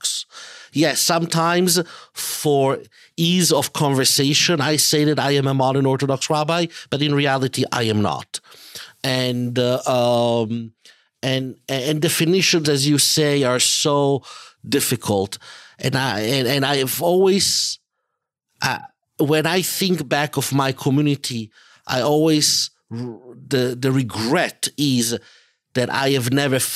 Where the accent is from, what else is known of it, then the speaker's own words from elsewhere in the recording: Italy; I grew up in Italy